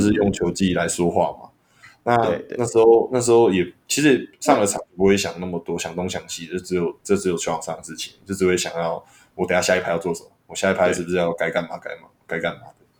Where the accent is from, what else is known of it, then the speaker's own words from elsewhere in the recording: eastern Taiwan, Taiwan; 我们东部小孩比较乐观吧